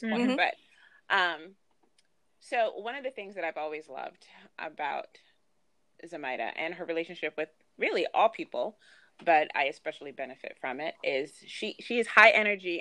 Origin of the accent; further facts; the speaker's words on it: United States; my parents are Nigerian, but I was born in the United States